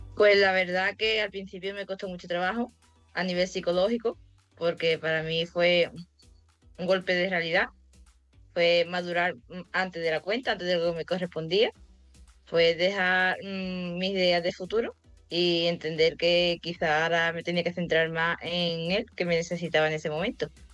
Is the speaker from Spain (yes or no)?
yes; Olvera, Andalusia, Spain; moved away as an adult; now in Estepona, Spain; soy de Estepona, bueno, vivo en Estepona, soy de Olvera, de un pueblecillo de Cádiz.